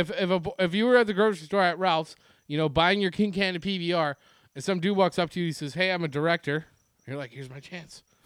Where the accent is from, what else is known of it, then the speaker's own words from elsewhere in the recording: Ontario, Canada; growing up in Ontario, as a fan of the Montreal Canadiens